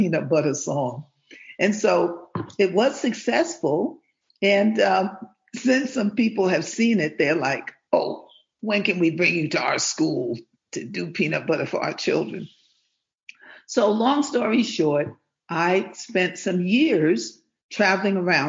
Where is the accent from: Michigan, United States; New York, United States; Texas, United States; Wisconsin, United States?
New York, United States; New York City; moved away; also born or lived in Ghana; originally, I'm from New York City, okay? Born, raised, educated in the Rotten Apple